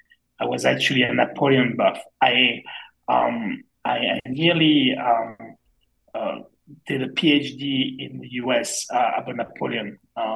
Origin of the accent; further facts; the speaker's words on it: Provence-Alpes-Côte d'Azur, France; born there; English is a second language; like for me, I was born on the French Riviera, which is this snotty, and I'm really not into this.